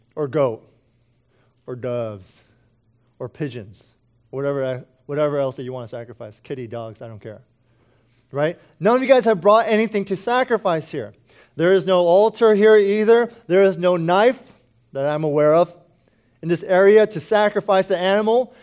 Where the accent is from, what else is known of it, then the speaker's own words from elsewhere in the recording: United States; speaking as an American